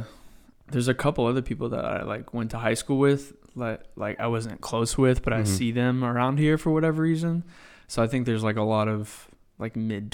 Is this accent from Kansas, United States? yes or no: no; Round Rock, Texas, United States; also born or lived in Scottsdale, Arizona; Yeah, I went to Round Rock. I was born in Scottsdale, Arizona. But my parents relocated with jobs and shit when I was like two, and they're from here anyways.